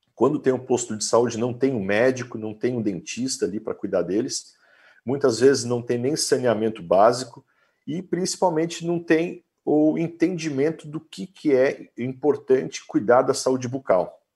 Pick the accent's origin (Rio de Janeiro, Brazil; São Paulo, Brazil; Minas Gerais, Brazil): São Paulo, Brazil; Guaratinguetá; Eu sou do interior de São Paulo, nasci em Guaratinguetá, uma cidade era pequena na época